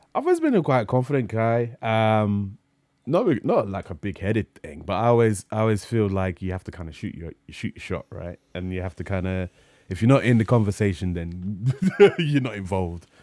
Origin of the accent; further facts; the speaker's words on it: London, United Kingdom; I grew up in North London